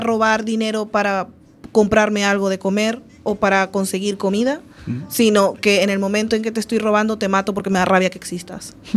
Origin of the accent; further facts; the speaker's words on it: Venezuela; also born or lived in Galicia; now in Spain; Coruña es un poco parecido en tamaño a de donde vengo yo. Y mi ciudad tiene muchos problemas de criminalidad ahora. Y cuando yo estaba creciendo había, pero era una ciudad bastante tranquila